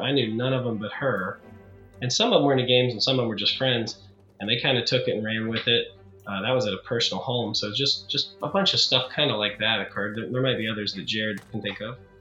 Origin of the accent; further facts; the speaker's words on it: Beckley, West Virginia, United States; now in Morgantown, United States; I'm from Beckley, West Virginia, but currently uh, live and work in Morgantown, West Virginia